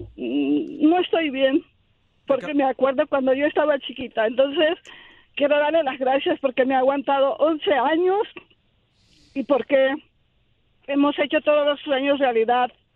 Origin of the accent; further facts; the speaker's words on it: Petacalco, Guerrero, Mexico; moved away; en mi pueblo, en mi rancho. Mi rancho es Petacalco Guerrero.